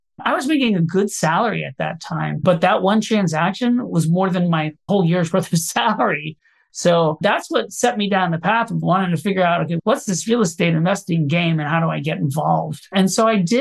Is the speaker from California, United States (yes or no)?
no; Orlando, Florida, United States; moved away as an adult; now in New York, United States; I grew up in Orlando, Florida, and I moved to New York to pursue a career in theater